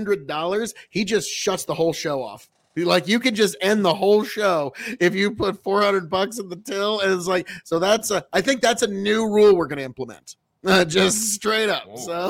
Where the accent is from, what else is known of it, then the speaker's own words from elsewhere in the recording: Nebraska, United States; we're from Nebraska.